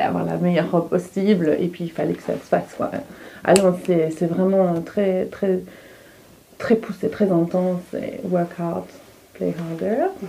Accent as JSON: {"language": "French", "area": "Hainaut", "region": "Wallonia", "country": "Belgium", "also_born_or_lived": "London, United Kingdom", "moved": "as an adult", "lives_now": "Brussels, Belgium", "said": "Je suis originaire de Apt, qui est dans le Hainaut, en Wallonie"}